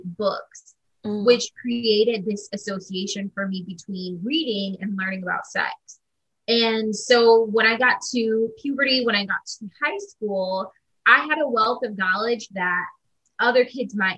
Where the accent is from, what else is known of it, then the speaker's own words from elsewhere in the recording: Midwest, United States; now in Brooklyn, United States; I'm based in Brooklyn, New York. I'm originally from the Midwest